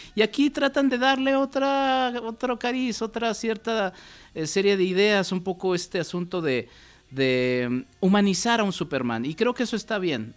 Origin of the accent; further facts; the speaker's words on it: Mexico; hablo como mexicano